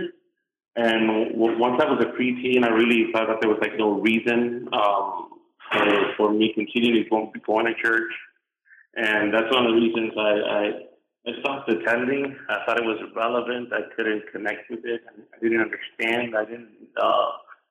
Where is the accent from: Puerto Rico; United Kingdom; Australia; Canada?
Puerto Rico; moved away as an adult; now in United States; I was born and raised in Puerto Rico